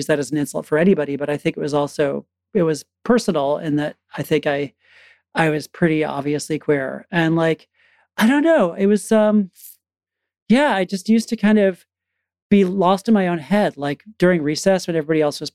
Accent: Connecticut, United States; I grew up in Connecticut, actually kind of rural Connecticut.

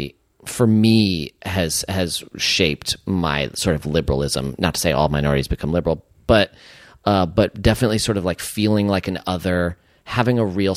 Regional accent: San Francisco, California, United States; growing up in San Francisco

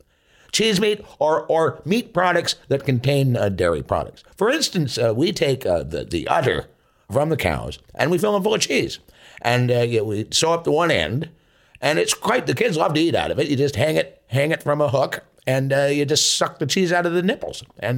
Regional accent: Tisdale, Saskatchewan, Canada; I'm from Tisdale, Saskatchewan in Canada.

